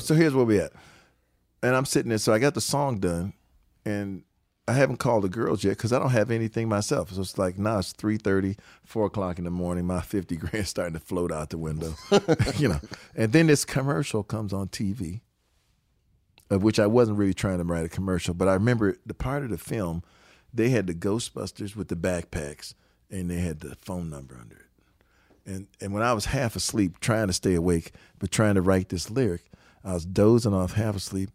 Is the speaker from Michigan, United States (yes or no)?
yes; Detroit, Michigan, United States; moved away; we are from Detroit